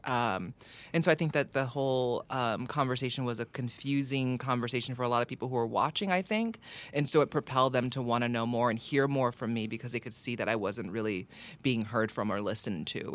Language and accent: English; Hawaii, United States; growing up in Hawaii